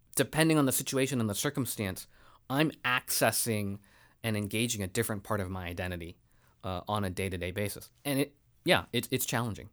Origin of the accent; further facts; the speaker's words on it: United States; being Asian American and being a woman in our country